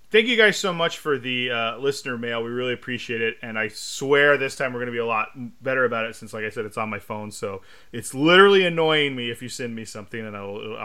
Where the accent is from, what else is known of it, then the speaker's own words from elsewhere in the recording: United Kingdom; accent: British; Shout out to Larry's, where I flaunt my British accent whenever I visit.